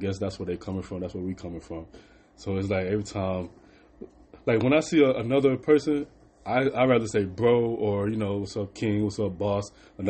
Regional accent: Dallas, Texas, United States; Oh, well, I'm from Dallas. We don't associated with that word, honestly.

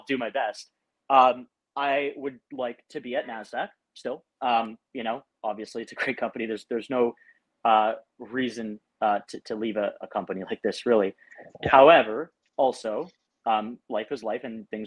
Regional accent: Windsor, Ontario, Canada; moved away as an adult; now in New York, United States; I'm like, Windsor

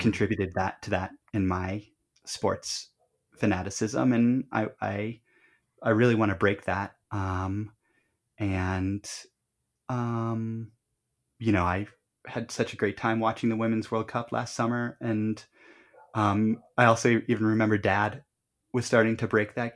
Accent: Colorado, United States; we grew up in Colorado

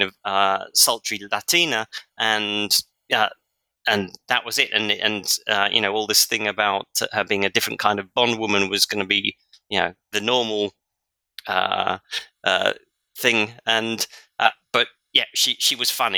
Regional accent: London, United Kingdom; moved away; I was born in London, so I know London pretty well, even though I haven't lived in the UK for a long time

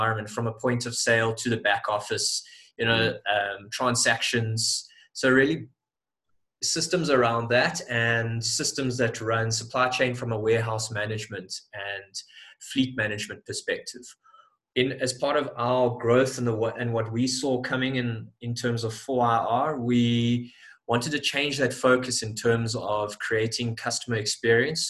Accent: Johannesburg, Gauteng, South Africa; I'm from Johannesburg, South Africa

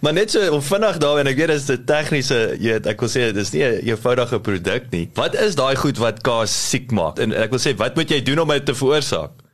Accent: South Africa; baie trots as 'n Suid-Afrikaner

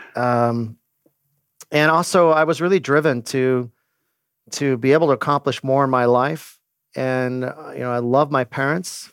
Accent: Glendora, California, United States; now in San Luis Obispo, United States; I grew up in Glendora, California

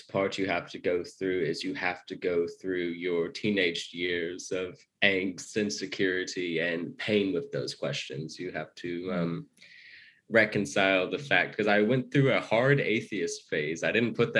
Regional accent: Arkansas, United States; also born or lived in Japan / China; I grew up in the American South in a small state called Arkansas

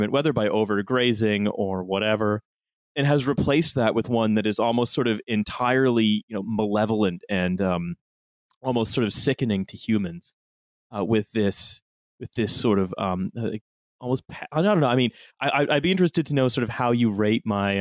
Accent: Canada; moved away as an adult; now in United Kingdom; I've lived here for the last 10 years and I'm simply a Canadian abroad

